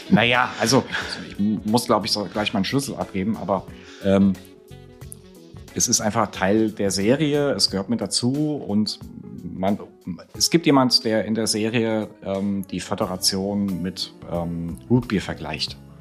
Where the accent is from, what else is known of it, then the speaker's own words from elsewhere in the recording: Friedberg, Hesse, Germany; moved away as an adult; in Friedberg geboren, also ich bin klassischer Mittelhesse